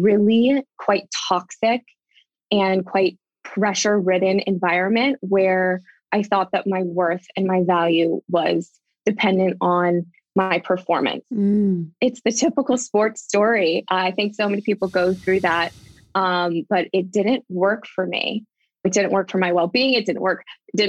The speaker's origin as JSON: {"language": "English", "region": "Southern California", "country": "United States", "tie": "born or raised there", "said": "I grew up in Southern California"}